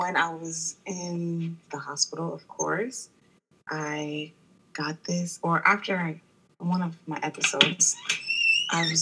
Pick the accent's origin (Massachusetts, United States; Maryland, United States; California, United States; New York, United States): Maryland, United States; now in Washington, D.C., United States; I grew up in Maryland